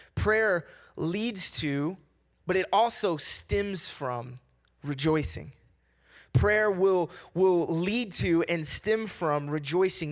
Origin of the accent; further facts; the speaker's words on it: Kentucky, United States; I'm from the South. I'm from Kentucky